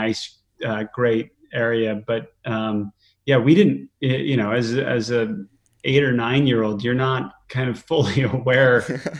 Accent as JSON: {"language": "English", "area": "Fairfield County", "region": "Connecticut", "country": "United States", "tie": "born or raised there", "also_born_or_lived": "Boston / Salt Lake City", "said": "I grew up mostly in Connecticut in an area called Fairfield County"}